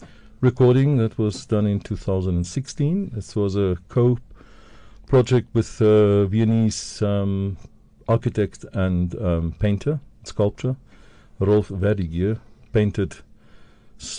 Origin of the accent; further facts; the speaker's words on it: Dundee, KwaZulu-Natal, South Africa; moved away as an adult; Wasbank near Dundee. So I grew up that area in Dundee, went to school there.